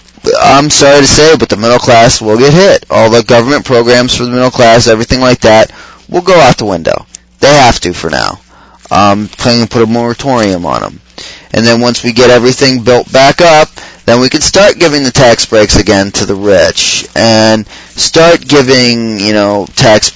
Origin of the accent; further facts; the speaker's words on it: Ohio, United States; also born or lived in West Virginia; I'm from Ohio